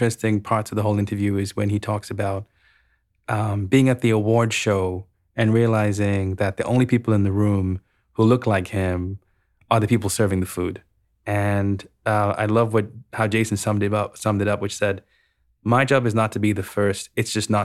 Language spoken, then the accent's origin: English; Sri Lanka; I grew up in Sri Lanka